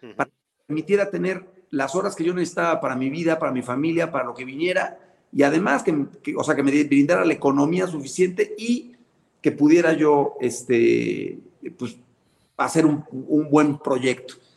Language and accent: Spanish; Puebla, Mexico; poblano también